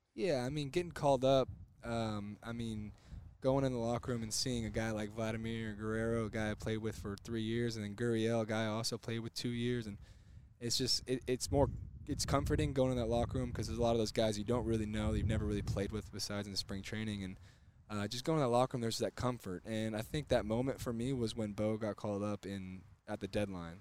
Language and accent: English; Houston, Texas, United States; I grew up in Houston.